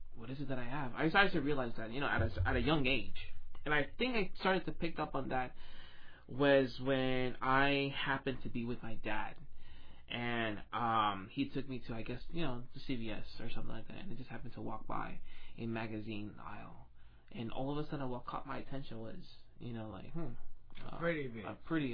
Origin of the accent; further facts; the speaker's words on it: New Jersey, United States; moved away as an adult; now in Florida, United States; I'm recently from New Jersey